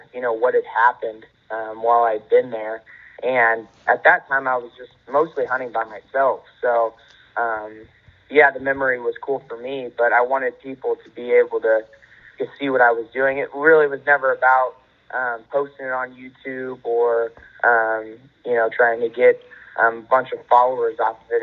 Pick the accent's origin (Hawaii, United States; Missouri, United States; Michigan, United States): Missouri, United States; I'm from Missouri. George and I actually only live probably 80 miles apart, so I'm close to Iowa